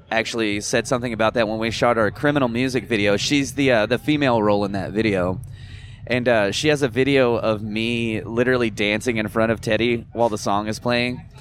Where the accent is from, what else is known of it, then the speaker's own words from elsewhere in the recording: New Jersey, United States; moved away; Where I'm originally from Jersey.